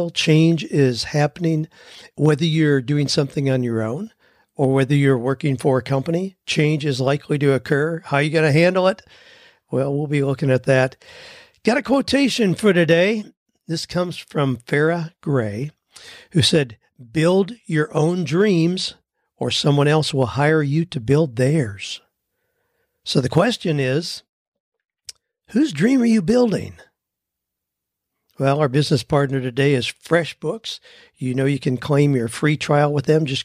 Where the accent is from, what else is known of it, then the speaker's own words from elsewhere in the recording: Lancaster, Pennsylvania, United States; now in Nashville, United States; I recently moved to Nashville. Two years ago, I started pursuing a home inspection business. I was raised Amish in Lancaster, Pennsylvania, have about 18 years of construction background.